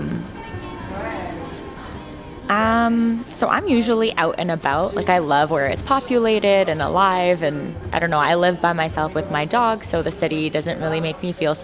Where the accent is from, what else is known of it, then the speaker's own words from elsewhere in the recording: Toronto, Ontario, Canada; I was born and raised in Toronto